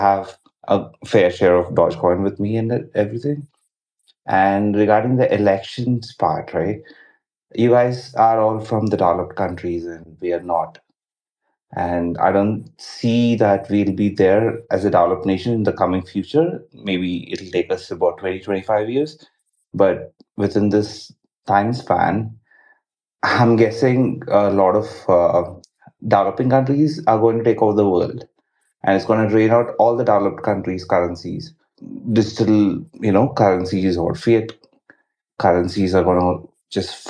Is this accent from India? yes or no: yes; India; I'm from India